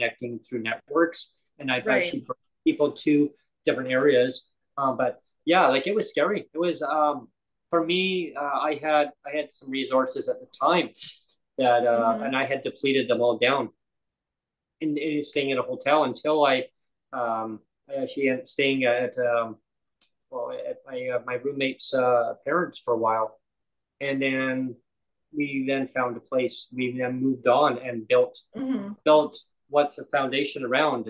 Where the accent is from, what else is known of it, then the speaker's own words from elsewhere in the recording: Canada; as Canadian citizens